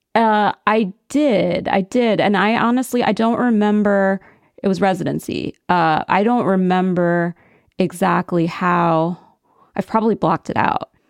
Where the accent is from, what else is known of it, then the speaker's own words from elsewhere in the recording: central Pennsylvania, United States; moved away; my hometown, which was a predominantly white, centralish Pennsylvania upper middle class town